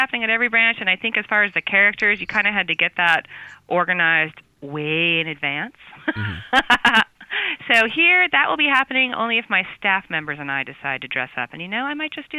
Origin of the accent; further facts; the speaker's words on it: New Jersey, United States; now in San Francisco, United States; I grew up in New Jersey